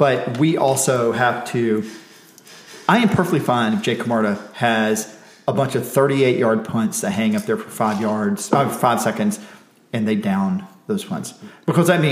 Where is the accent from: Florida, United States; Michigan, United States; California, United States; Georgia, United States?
Georgia, United States; South; I'm just from South Georgia